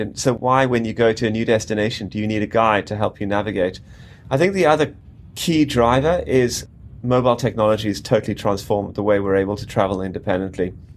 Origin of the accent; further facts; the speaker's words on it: South Africa; moved away as an adult; also born or lived in Cape Town / London / Ullapool; I grew up in South Africa and pretty much in the outdoors on a farm for much of my teenage years.